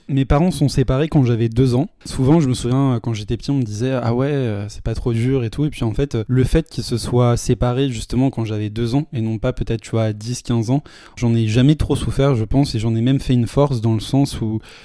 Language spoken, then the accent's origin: French; Paris, Île-de-France, France; J'ai toujours euh, vécu à Paris, je suis né à Paris, j'ai toujours vécu toute ma vie à Paris.